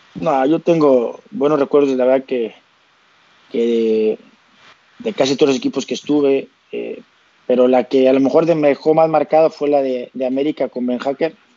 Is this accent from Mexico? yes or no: yes; Tampico, Tamaulipas, Mexico; moved away as an adult; now in Asturias, Spain; yo soy de Tampico